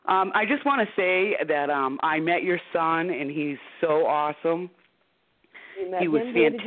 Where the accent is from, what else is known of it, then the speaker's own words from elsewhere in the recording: Rhode Island, United States; I'm from Rhode Island.